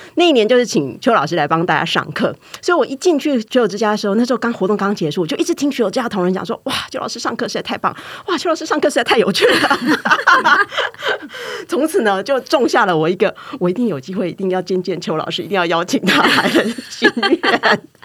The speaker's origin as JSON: {"language": "Chinese", "country": "Taiwan", "said": "我们台湾人"}